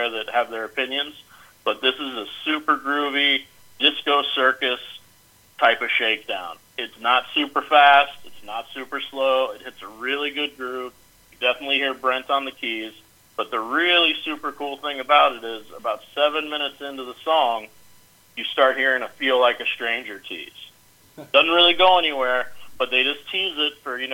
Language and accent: English; Memphis, Tennessee, United States; I say I'm from Memphis.